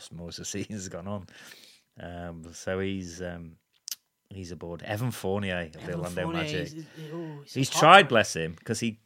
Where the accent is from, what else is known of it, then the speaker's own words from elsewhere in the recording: United Kingdom; as a British man of a certain age